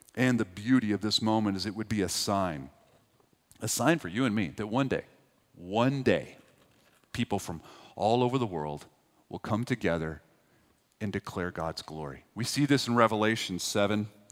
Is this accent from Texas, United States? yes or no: yes; Texas, United States; now in East Tennessee, United States; I grew up in Texas.